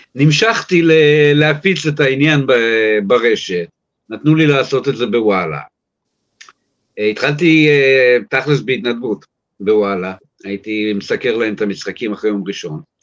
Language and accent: Hebrew; New York, United States; now in Israel; אני יליד ארצות הברית, יליד ניו יורק